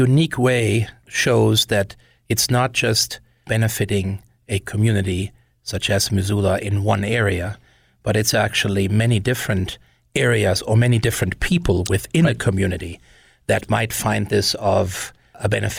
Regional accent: Wiesbaden, Hesse, Germany; when I was growing up in Germany, and the fact that when I was 8, the city that I lived in, Nauroth, which is part of the larger city of Wiesbaden, in 1975 twinned with a French city.

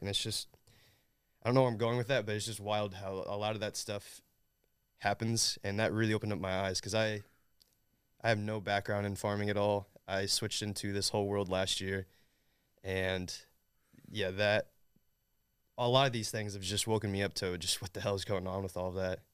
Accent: Southern Indiana, United States; I'm from Southern Indiana

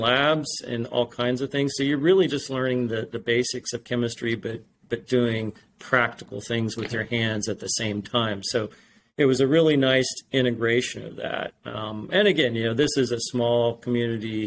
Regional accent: Indiana, United States; I grew up in Indiana, kind of in the middle of Indiana, about 30, 45 miles northeast of Indianapolis. It's a small farming community

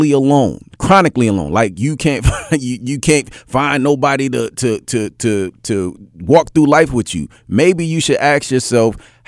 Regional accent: Indianola, Mississippi, United States; born there; At the end of the day, when I was born in Indianola, Mississippi.

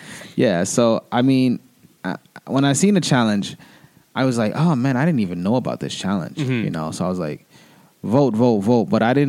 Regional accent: United States; now in Toronto, Canada; my experience growing up in America to come into Canada and living in Toronto

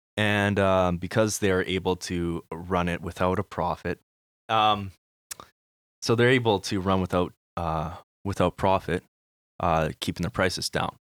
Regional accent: Manitoba, Canada; we are from Manitoba, we know M P

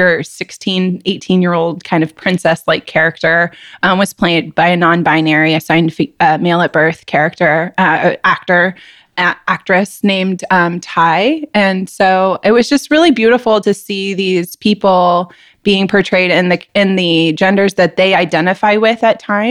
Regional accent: Houston, Texas, United States; So I also grew up in Texas. I grew up in Houston, Texas, outside of Houston

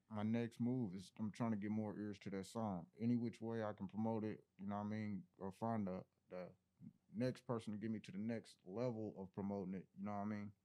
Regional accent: Indianapolis, Indiana, United States; I'm an artist from NAP, you know, Indianapolis, Indiana

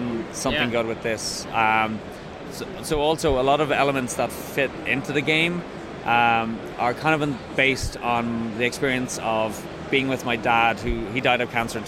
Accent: Dublin, Leinster, Ireland; moved away as an adult; also born or lived in west coast of Ireland; now in Belfast, United Kingdom; I grew up in Dublin originally.

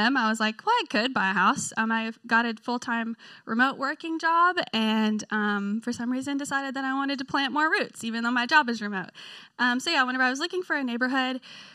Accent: Memphis, Tennessee, United States; moved away as an adult; now in Knoxville, United States; I'm originally from Memphis, Tennessee. That's where I grew up.

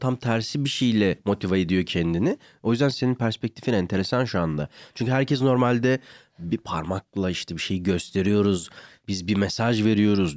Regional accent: Ankara, Turkey; ben bir de Ankaralıyım.

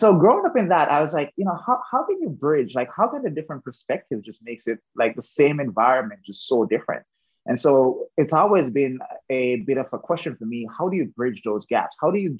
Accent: Jamaica; now in United States; I originally grew up in Jamaica. So I am from the western end of Jamaica, close to Montego Bay, just outside Montego Bay, the second city.

